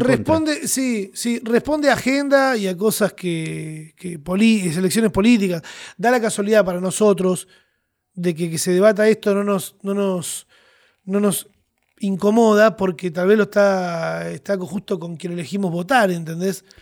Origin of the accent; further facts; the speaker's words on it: Argentina; Los argentinos somos gente con pasión